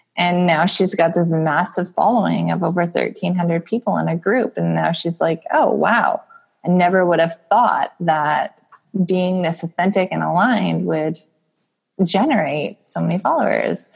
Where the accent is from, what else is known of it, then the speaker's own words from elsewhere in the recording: Alberta, Canada; I'm from Alberta, Canada, where we had a hit recently with oil and gas.